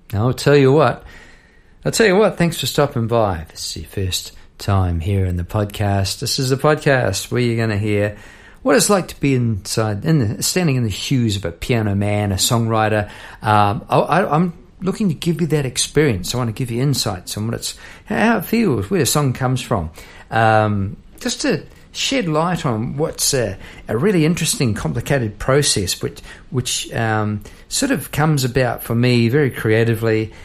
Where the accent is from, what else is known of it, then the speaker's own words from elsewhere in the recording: New Zealand; moved away as an adult; now in Melbourne, Australia; I come from New Zealand, and uh, I'm recording this in Melbourne, where I've been for 20 odd years.